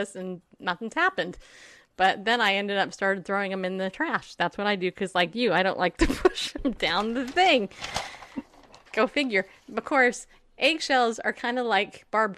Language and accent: English; the South, United States; also born or lived in Massena, New York; I grew up in the south, but I was born in the north.